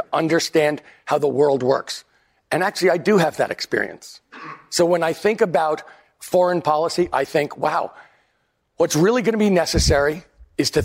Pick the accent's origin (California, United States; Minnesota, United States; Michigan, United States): California, United States; In California, I'm from California